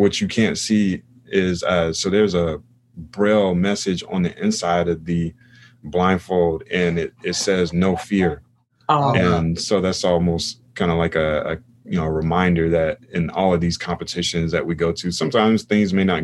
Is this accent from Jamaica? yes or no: no; United States; I'm from America